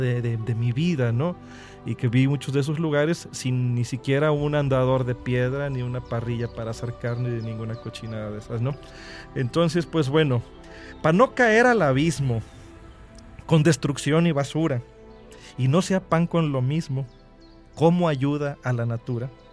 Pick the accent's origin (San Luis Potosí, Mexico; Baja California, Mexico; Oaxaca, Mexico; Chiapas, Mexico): San Luis Potosí, Mexico; Huasteca Potosina; now in Veracruz, Mexico; soy veracruzano por adopción, pero vengo de una región que ha sido, eh, que es muy beneficiada y muy lastimada al mismo tiempo por el turismo. Yo soy de la Huasta Capotocina